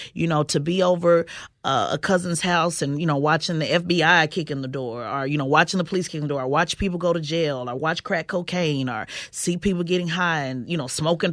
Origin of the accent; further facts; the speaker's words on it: Oklahoma City, Oklahoma, United States; growing up in Oklahoma City, uh, which is a part of the Bible Belt